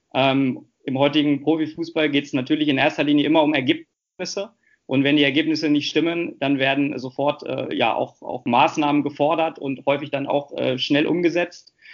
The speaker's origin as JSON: {"language": "German", "town": "Hanover", "region": "Lower Saxony", "country": "Germany", "tie": "born or raised there", "said": "Hannover ist meine Heimatstadt. Äh, hier lebe ich auch mit meiner Familie zusammen"}